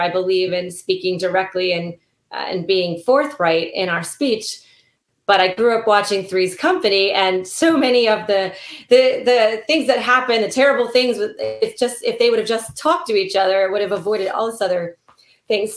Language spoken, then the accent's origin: English; Silver Spring, Maryland, United States; also born or lived in Ohio / Kentucky; it is set in Maryland, which is my home state. I was actually born in Silver Spring.